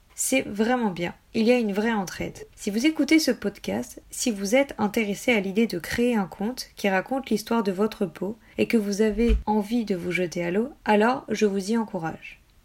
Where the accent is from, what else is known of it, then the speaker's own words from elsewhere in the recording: United States; je suis américaine